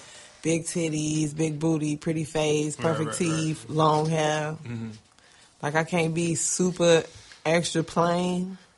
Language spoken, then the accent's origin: English; Chicago, Illinois, United States; Oh, because I'm a Chicagoan?